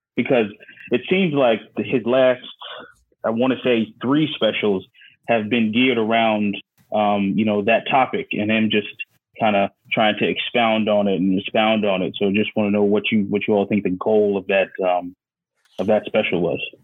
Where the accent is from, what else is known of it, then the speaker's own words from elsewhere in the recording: New York City, New York, United States; moved away as an adult; also born or lived in Philadelphia; now in Houston, United States; I'm from Staten Island, New York.